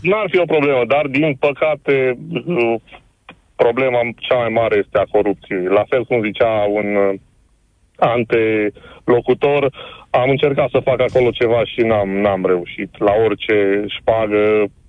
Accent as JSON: {"language": "Romanian", "town": "Cluj-Napoca", "region": "Cluj County", "country": "Romania", "said": "eu sunt din Cluj"}